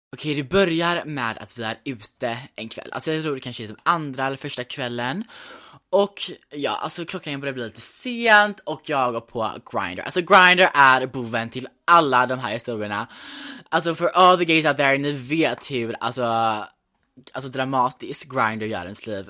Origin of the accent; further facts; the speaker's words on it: Gothenburg, Västra Götaland, Sweden; also born or lived in New York; Men jag är uppvuxen i Göteborg